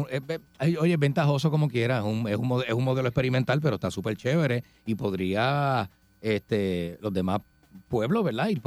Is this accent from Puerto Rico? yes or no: yes; Ponce, Puerto Rico; Yo soy de Ponce colinda con Peñuela